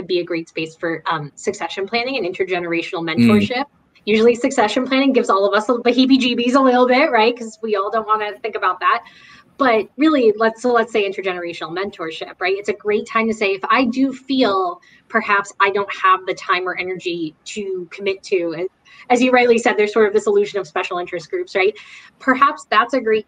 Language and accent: English; New Jersey, United States; I'm from New Jersey